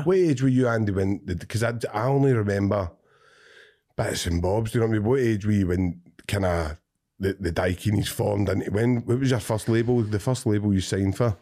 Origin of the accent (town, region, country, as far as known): Cumbernauld, Scotland, United Kingdom